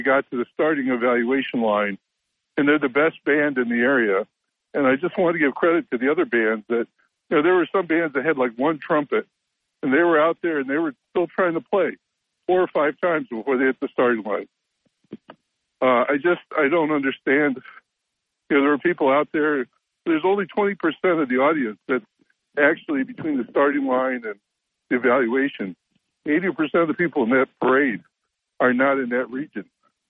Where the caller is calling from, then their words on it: Endicott, New York, United States; from Endicott.